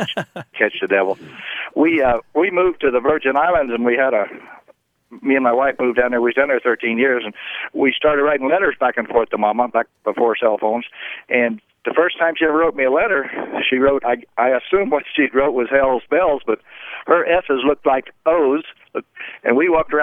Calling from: Monticello, Florida, United States; I'm calling from Monticello, Florida, up here in the Big Bend area

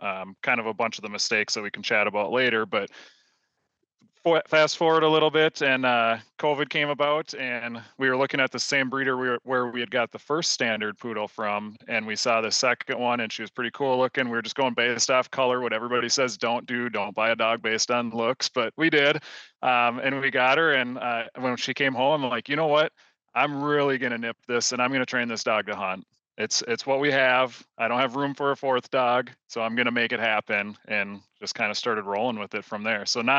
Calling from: Rosemont, Minnesota, United States; I am tuning in from Rosemont, Minnesota

